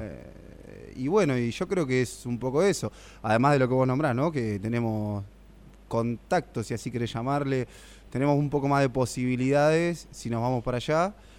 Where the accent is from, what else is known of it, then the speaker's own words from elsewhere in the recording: Argentina; Con Leo jugamos a la pelota juntos en Villa de Vélez cuando éramos chicos